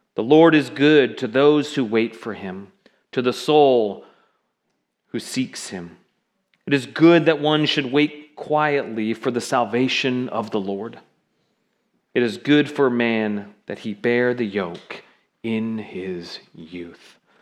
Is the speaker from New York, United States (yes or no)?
no; Seattle, Washington, United States; also born or lived in South Florida; now in Kirkville area, United States; I grew up in Seattle